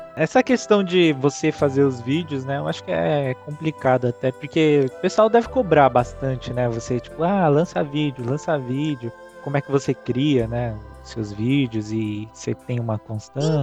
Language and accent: Portuguese; São Paulo, Brazil; A gente é de São Paulo